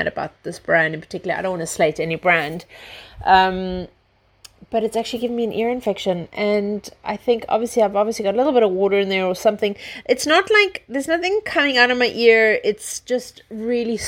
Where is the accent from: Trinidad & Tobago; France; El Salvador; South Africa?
South Africa; moved away; I come from South Africa